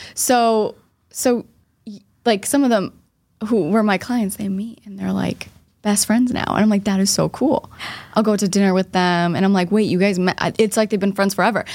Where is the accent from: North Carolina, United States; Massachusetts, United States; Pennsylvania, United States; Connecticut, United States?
Massachusetts, United States; Boston; I'm from Boston